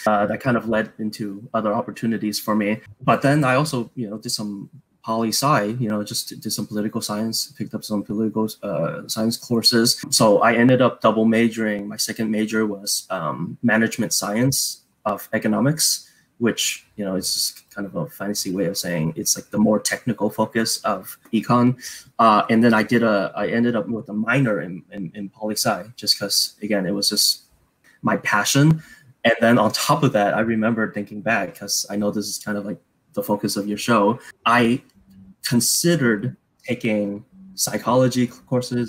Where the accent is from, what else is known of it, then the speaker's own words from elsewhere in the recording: San Francisco, California, United States; I grew up in San Francisco